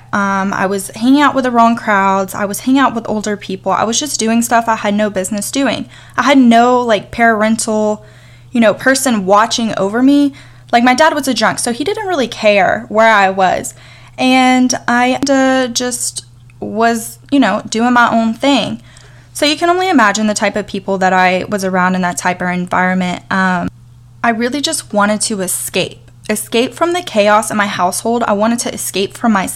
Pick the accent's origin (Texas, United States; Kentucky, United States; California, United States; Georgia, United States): Georgia, United States; Atlanta; now in New York, United States; I currently live in New York. I was born and raised in Atlanta, Georgia.